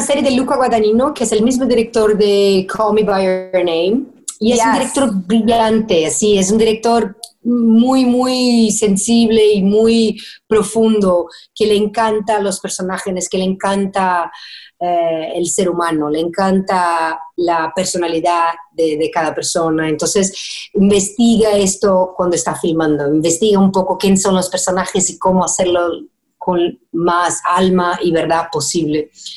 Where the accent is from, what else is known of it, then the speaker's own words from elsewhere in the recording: Brazil; first language Portuguese; Spanish is a second language; now in United States; brasileña que vive en Estados Unidos